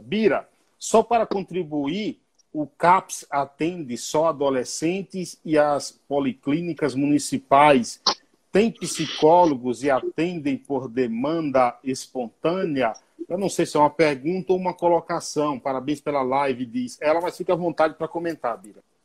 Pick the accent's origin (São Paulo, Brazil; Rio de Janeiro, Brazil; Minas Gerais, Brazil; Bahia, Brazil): Bahia, Brazil; Lá na roça, lá na Bahia, onde eu nasci